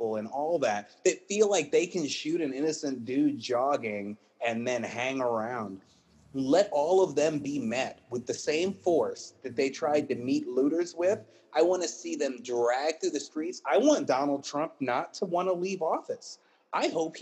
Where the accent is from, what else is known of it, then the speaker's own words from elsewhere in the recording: Virginia, United States; I'm from Virginia